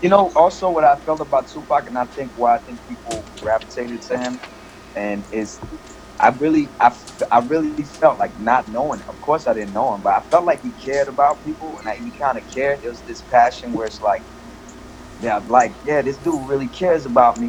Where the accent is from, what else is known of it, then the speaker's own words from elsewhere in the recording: United States; also born or lived in Paris, France / Comoros; my family moved to uh, to D.C. and Maryland area. So I grew up there